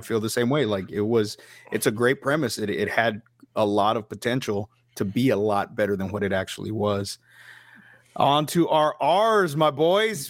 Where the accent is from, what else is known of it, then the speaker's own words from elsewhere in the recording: Texas, United States; Being a Texan